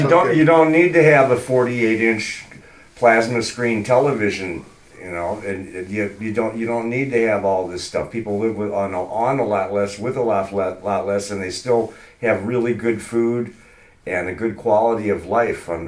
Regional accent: Michigan, United States; also born or lived in California; heck, uh, Mike and I are from California. I mean, I'm originally from Michigan.

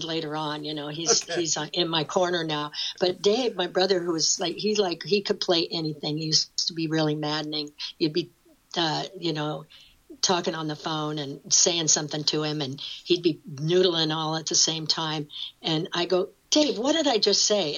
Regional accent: Newton, Iowa, United States; I grew up in Newton where they made Maytags. Newton, Iowa

